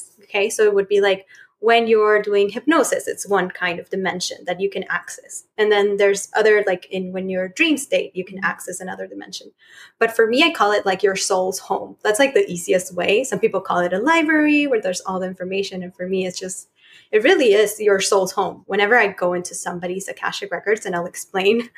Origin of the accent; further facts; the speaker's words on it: Chile; moved away as an adult; I was born in Chile and I'm from Chile. And I moved here like 5 years ago.